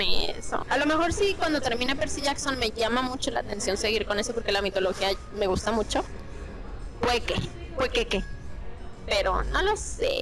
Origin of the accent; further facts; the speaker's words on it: Mexico; así somos los mexicanos